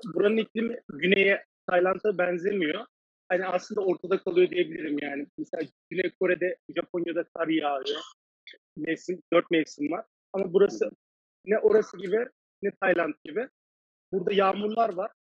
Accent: Cappadocia, Central Anatolia, Turkey; moved away as an adult; now in Taiwan; Kapadokya diyorlar. Bu arada benim de memleketim.

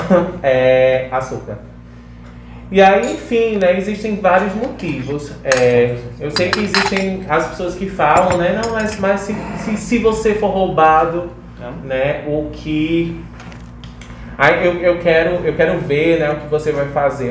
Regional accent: Ceará, Brazil; eu venho lá do Ceará

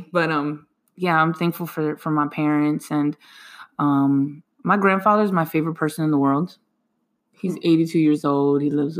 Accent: Lancaster, Pennsylvania, United States; I'm born and raised in Lancaster City. I love my city.

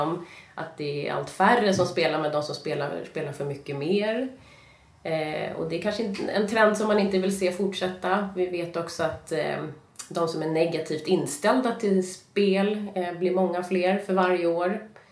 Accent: Stockholm, Stockholm County, Sweden; jag kommer från Stockholm och jag mm. har egentligen eh, alltid bott i Stockholm.

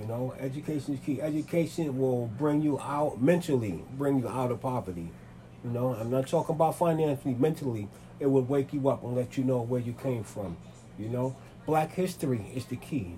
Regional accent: New York City, New York, United States; I was born in Manhattan, raised in Manhattan and the Bronx.

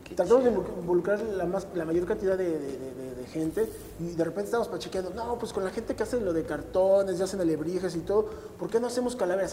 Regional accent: Mexico City, Mexico; born or raised there; also born or lived in Tocumbo, Michoacán

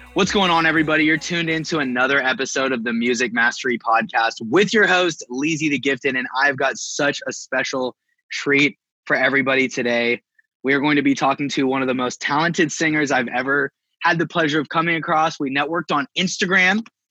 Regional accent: California, United States; also born or lived in Bay Area; I'm from California

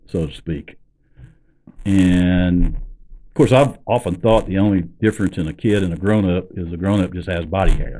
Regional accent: Ozark Mountains, northwest Arkansas, United States; I grew up in the Ozark Mountains in northwest Arkansas

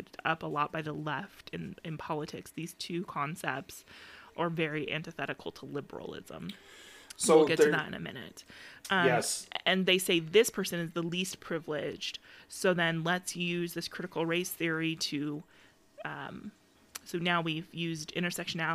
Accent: Phoenix, Arizona, United States; we grew up in Phoenix and Maryvale

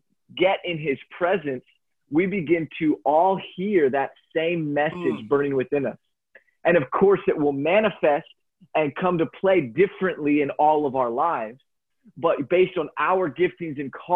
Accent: Lancaster, Pennsylvania, United States; I grew up in Pennsylvania, in Lancaster, a highly religious area

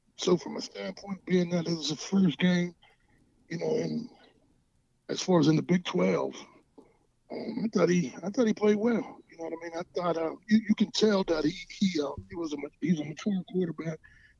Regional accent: Pittsburgh, Pennsylvania, United States; being that I'm from the Pittsburgh area.

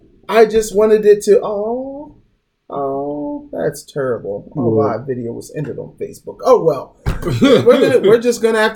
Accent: Philadelphia, Pennsylvania, United States; We're from Philly, so there's automatic beef.

